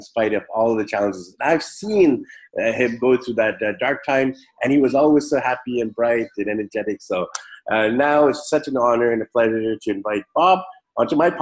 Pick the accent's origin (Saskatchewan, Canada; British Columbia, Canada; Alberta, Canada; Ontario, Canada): British Columbia, Canada; Vancouver; moved away; Vancouver, BC, Canada, which is my hometown